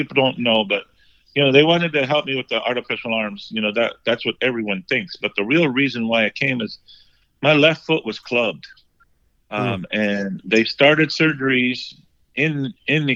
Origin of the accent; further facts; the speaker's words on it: Chino, California, United States; also born or lived in Los Angeles, California; later on, I grew up in Chino, California. Was kind of like my elementary, mid-elementary age, I went to Chino. And, that's where I grew up, in that area.